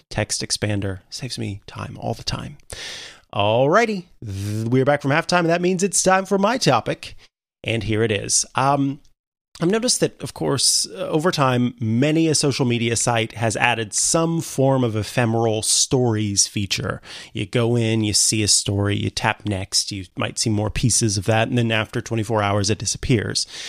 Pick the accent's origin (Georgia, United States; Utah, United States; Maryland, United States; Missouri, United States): Missouri, United States; Saint Joseph; moved away; it's gonna be my home, back to my hometown, uh, Saint Joseph, Missouri